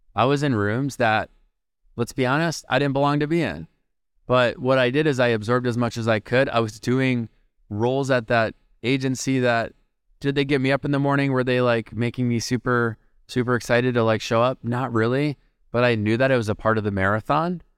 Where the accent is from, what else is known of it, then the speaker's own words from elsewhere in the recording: Minneapolis, Minnesota, United States; my hometown, Minneapolis